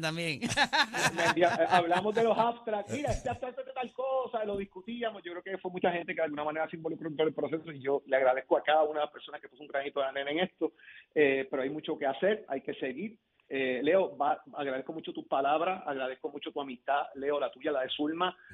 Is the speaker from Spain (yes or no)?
no; Puerto Rico; soy el primer puertorriqueño que se gradúa de esa universidad